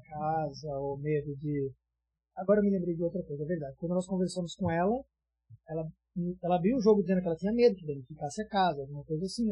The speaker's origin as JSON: {"language": "Portuguese", "country": "Brazil", "also_born_or_lived": "Portugal / Netherlands / Canada", "moved": "as an adult", "said": "nós estamos aqui agora, como brasileiros"}